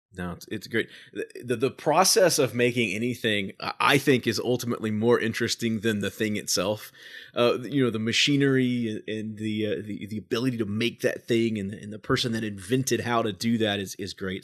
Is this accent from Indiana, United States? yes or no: yes; Evansville, Indiana, United States; we've had a children's palace growing up in Evansville